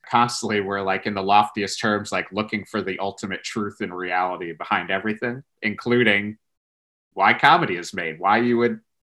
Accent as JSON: {"language": "English", "region": "Connecticut", "country": "United States", "tie": "born or raised there", "also_born_or_lived": "New York", "moved": "as an adult", "said": "growing up in Connecticut, you're inundated with classic rock"}